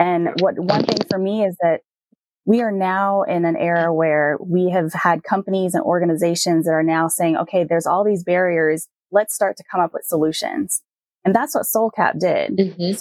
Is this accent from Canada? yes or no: no; Puerto Rico; growing up in Puerto Rico, my mom used to take me to the beach all the time